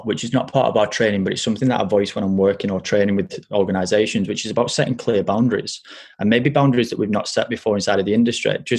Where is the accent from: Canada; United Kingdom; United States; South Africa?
United Kingdom; Burnley, North West England; also born or lived in France; I got judged for my colloquial dialect because I was from Burnley